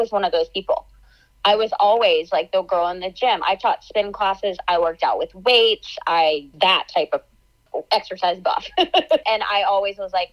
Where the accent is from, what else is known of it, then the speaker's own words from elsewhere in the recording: about an hour east of Atlanta, Georgia, United States; I am born and raised in Georgia, so I grew up about an hour east of Atlanta